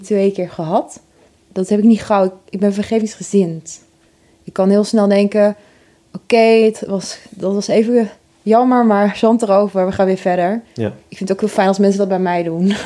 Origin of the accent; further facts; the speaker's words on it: Oss, North Brabant, Netherlands; moved away; het was in Os, waar ik ben opgegroeid